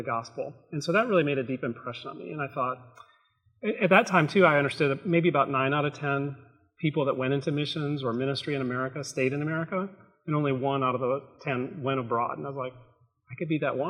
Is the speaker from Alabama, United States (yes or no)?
no; South Carolina, United States; moved away as an adult; also born or lived in Buffalo, New York / Atlanta, Georgia; I was born in New York State, near Buffalo, lived there 9 years, moved to South Carolina for another nine